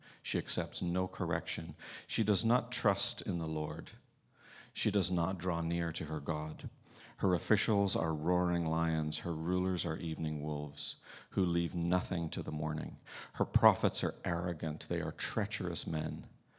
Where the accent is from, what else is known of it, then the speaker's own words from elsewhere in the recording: Ireland; I grew up in Ireland. You kind of have to be melancholy and Irish for that to be your favorite book in the Bible.